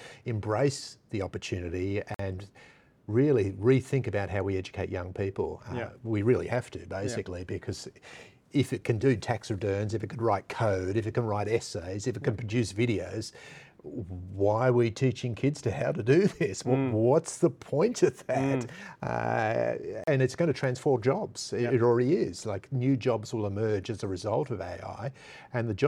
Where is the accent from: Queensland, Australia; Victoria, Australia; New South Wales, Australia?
New South Wales, Australia; moved away as an adult; also born or lived in Australian Capital Territory; now in Brisbane, Australia; I was born in New South Wales. I was raised in New South Wales.